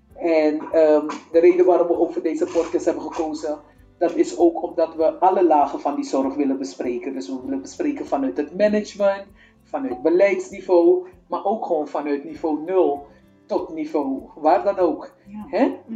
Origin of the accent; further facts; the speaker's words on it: Suriname; moved away as an adult; also born or lived in Apeldoorn / Utrecht; now in Netherlands; ik kom uit Suriname. Ik ben op uh, eh, 20-jarige leeftijd vanuit Suriname hier naar Nederland gekomen.